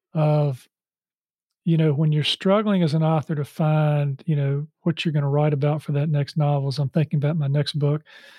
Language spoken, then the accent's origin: English; Charlotte, North Carolina, United States; Yeah, so just to tie what you just said, I grew up in Charlotte and I went to school here.